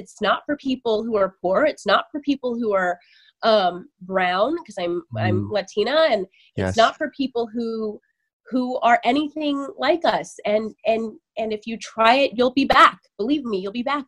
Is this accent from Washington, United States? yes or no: yes; Sunnyside, Washington, United States; moved away; I am originally from Eastern Washington State in a really small cow town called Sunnyside